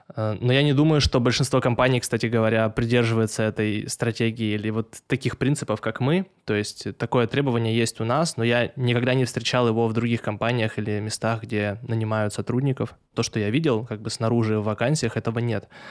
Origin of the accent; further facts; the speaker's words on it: Tyumen, Tyumen Oblast, Russia; я из Тюмени